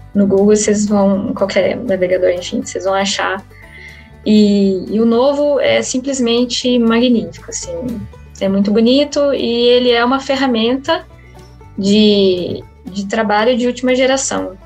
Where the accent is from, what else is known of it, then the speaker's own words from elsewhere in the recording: Avaré, São Paulo, Brazil; eu sou originalmente, eu vim lá de Avaré, no interior de São Paulo